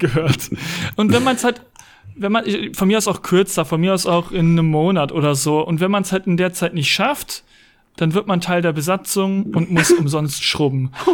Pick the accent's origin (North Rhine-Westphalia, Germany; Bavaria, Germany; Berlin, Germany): North Rhine-Westphalia, Germany; Hagen; Ich komme aus Hagen